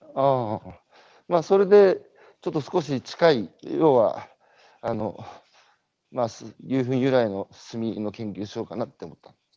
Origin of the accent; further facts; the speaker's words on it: Tohoku, Japan; 僕東北の人間だから